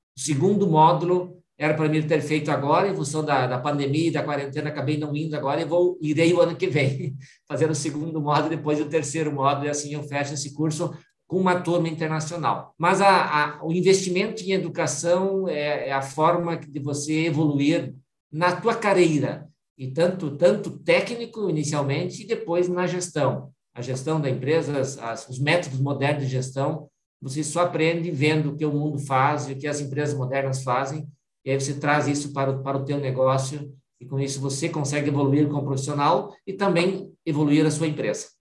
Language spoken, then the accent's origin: Portuguese; Vista Gaúcha, Rio Grande do Sul, Brazil; also born or lived in Frederico Westphalen; Eu sou um filho de pequeno produtor do município de Vista Gaúcha, noroeste do estado do Rio Grande do Sul.